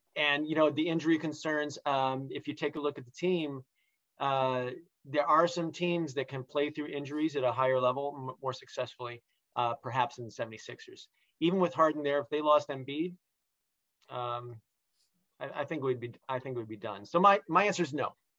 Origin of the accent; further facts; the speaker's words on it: Detroit, Michigan, United States; I grew up in Detroit